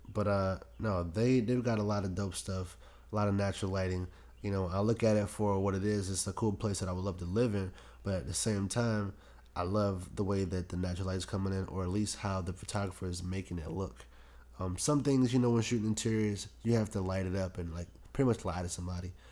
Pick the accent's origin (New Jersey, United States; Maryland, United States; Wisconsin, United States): Maryland, United States; Prince George's County; raised in P G County